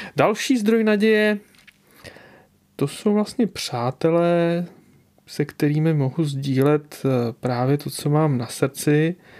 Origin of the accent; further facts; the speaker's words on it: Czechia; u nás v Čechách